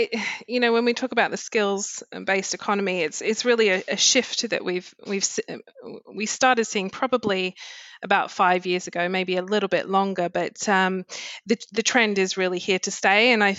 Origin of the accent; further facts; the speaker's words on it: Australia; moved away as an adult; also born or lived in United Kingdom; now in United States; I am originally from Australia. I've spent about 8 years in the UK and came to the US in, 2013 now.